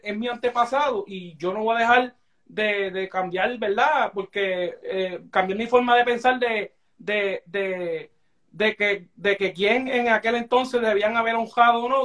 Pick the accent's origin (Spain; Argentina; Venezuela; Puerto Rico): Puerto Rico; nosotros como puertorriqueños